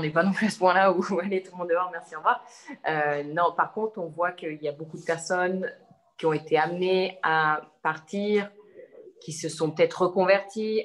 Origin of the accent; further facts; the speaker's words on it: Savoie region, Auvergne-Rhône-Alpes, France; moved away as an adult; also born or lived in Annecy / Turin; now in Milan, Italy; Je suis originaire de la région de Savoie